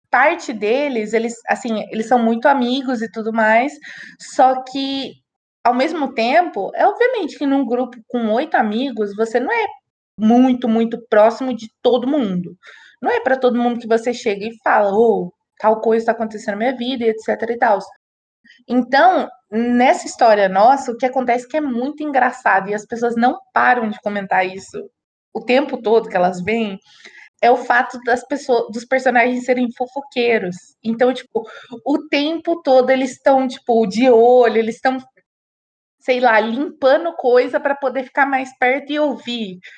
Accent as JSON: {"language": "Portuguese", "region": "São Paulo", "country": "Brazil", "said": "porque a Gabi é do Rio de Janeiro, eu sou de São Paulo."}